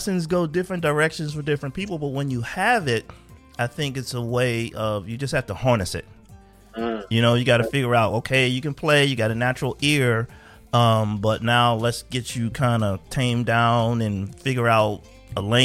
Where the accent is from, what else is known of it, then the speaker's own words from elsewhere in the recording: Philadelphia, Pennsylvania, United States; moved away as an adult; also born or lived in Germany; I'm from Philadelphia